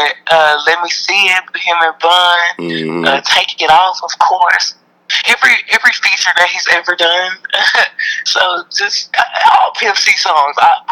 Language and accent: English; Houston, Texas, United States; growing up in Houston